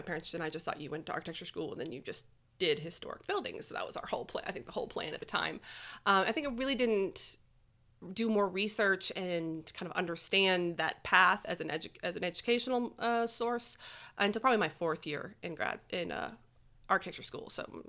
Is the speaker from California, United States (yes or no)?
no; Lake Charles, Louisiana, United States; born there; also born or lived in Tulsa / Springfield / Austin; So I was born in Lake Charles. I've lived in Tulsa, Oklahoma, Springfield, Missouri, and then most recently in Austin, Texas.